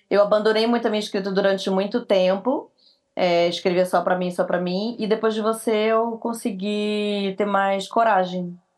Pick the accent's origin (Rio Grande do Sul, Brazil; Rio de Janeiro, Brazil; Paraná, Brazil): Rio de Janeiro, Brazil; moved away; Eu vim do Rio para São Paulo. Falei, eu vou atrás dessa mulher de qualquer jeito.